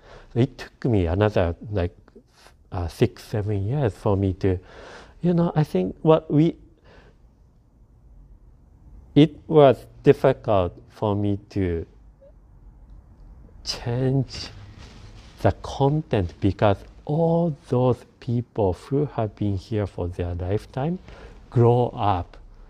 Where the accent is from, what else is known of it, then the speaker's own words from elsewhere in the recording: Japan; English is a second language; now in Vancouver, Canada; Yeah, because when I came to, I came from Japan.